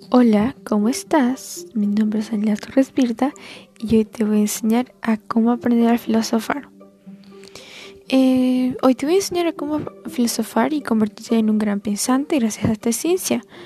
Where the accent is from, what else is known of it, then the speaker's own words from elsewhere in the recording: Bolivia; tengo 15 años y soy de Bolivia